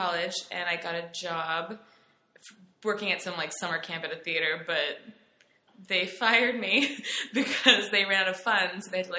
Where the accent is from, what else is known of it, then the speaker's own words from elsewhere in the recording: Mississauga, Ontario, Canada; also born or lived in Florida, United States; now in Connecticut, United States; I was born in Mississauga, which is right near Toronto, on a farm.